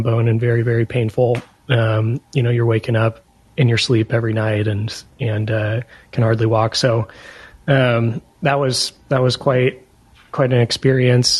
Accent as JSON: {"language": "English", "area": "East Bay Area", "region": "California", "country": "United States", "tie": "born or raised there", "said": "I'm from the East Bay Area in California"}